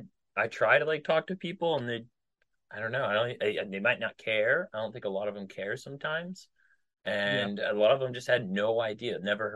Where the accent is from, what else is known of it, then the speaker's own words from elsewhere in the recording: Midwest, United States; I'm from the Midwest, and I knew a lot of people in the military from the Midwest.